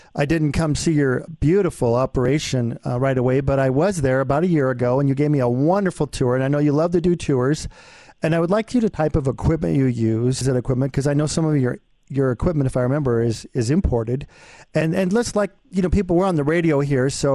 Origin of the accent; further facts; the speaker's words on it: Denver, Colorado, United States; I live in Denver and grew up here